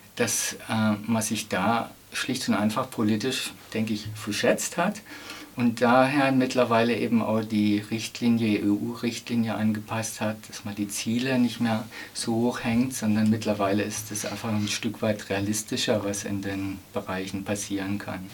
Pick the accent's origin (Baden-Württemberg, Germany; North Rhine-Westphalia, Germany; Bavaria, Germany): Baden-Württemberg, Germany; Emmendingen; meine Heimatstadt Emmendingen